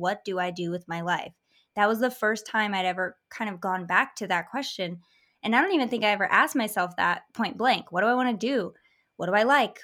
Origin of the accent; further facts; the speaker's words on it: Michigan, United States; I grew up in Michigan in a very semi-historical town